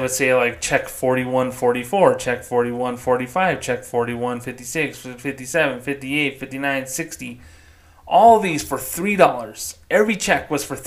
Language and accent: English; New Mexico, United States; also born or lived in Las Cruces, New Mexico; I grew up in New Mexico